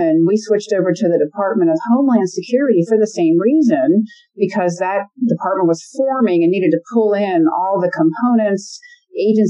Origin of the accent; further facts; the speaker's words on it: Ellicott City, Maryland, United States; I was born and raised in Ellicott City, Maryland